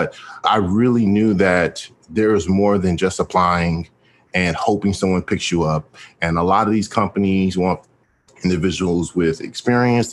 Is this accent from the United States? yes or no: yes; Houston, Texas, United States; I am from Houston, Texas